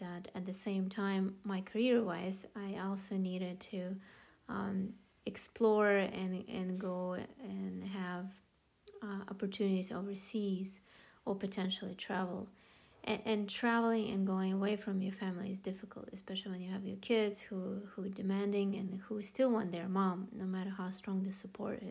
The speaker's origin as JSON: {"language": "English", "country": "Russia", "moved": "as an adult", "lives_now": "Chicago, United States", "said": "I am originally from Russia. I came to the United States in 1995, and I came to go to college"}